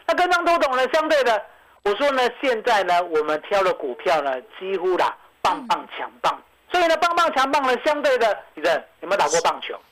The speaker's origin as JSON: {"language": "Chinese", "country": "Taiwan", "said": "我们台湾人愿意做的时候"}